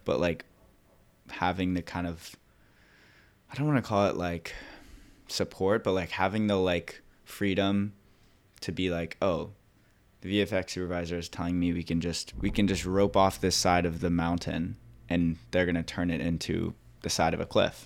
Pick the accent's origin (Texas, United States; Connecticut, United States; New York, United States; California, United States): California, United States; Laguna Beach; I grew up in Laguna Beach